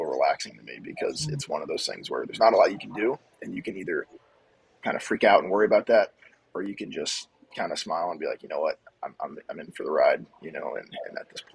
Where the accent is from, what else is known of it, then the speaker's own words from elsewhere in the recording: Lake Mary, Florida, United States; Growing up in Lake Mary